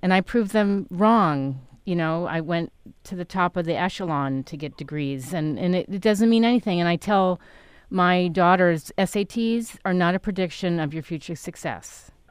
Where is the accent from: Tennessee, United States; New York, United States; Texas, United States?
New York, United States; New York City; also born or lived in Connecticut / Stamford; I grew up in New York City. I was born in Connecticut